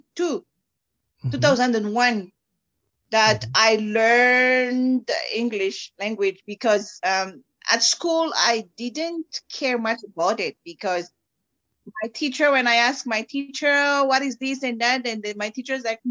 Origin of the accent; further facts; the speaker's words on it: Fianarantsoa, Madagascar; first language Malagasy; English is a second language; moved away as an adult; now in Randburg, South Africa; I came from Fianarantsoa in Madagascar